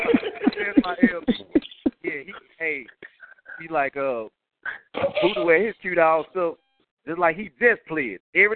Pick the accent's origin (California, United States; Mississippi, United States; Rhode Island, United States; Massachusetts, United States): Mississippi, United States; Cleveland; moved away; I'm like, oh, hell yeah, I'm from Cleveland.